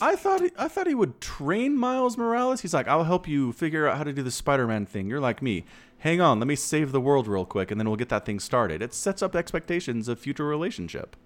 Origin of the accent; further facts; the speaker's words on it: United States; I'm an American